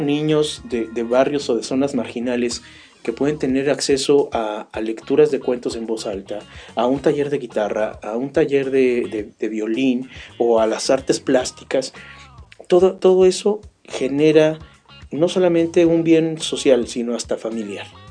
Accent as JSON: {"language": "Spanish", "country": "Mexico", "said": "somos ciudadanos mexicanos"}